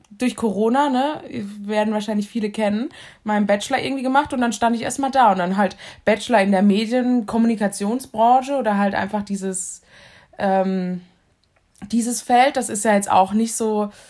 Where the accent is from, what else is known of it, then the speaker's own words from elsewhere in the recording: Southern Germany, Germany; Weißt du, ich komme ja aus dem Süden und ich war immer, also mein ganzer Lebenslauf ist voll mit München-Sachen. Ja. Also ich habe alles in München gemacht.